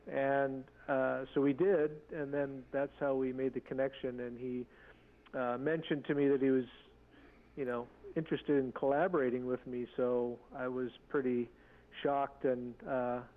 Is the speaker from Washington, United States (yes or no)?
yes; Seattle, Washington, United States; Yeah, so I'm a Tlingit tribal member. Um, I grew up in the Seattle area.